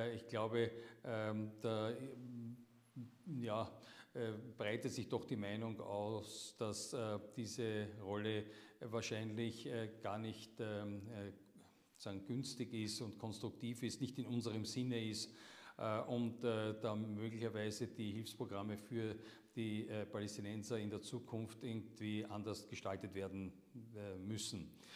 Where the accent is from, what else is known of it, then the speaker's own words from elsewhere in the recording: Austria; wir als Österreicher